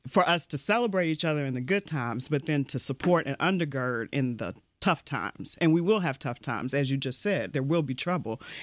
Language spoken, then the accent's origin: English; Louisville, Kentucky, United States; moved away; I grew up in Louisville, Kentucky